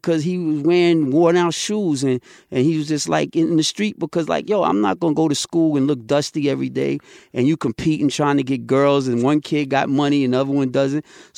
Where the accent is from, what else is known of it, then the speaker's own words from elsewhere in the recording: Queens, New York, United States; the time I grew up in Queens was, we were like the birth of that commercialization